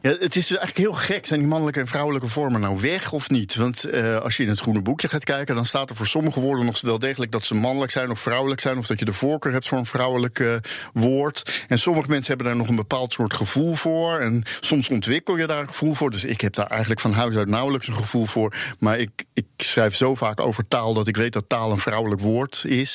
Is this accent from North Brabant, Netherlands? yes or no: no; Rotterdam, South Holland, Netherlands; first language Dutch; Ik kom zelf dus uit Rotterdam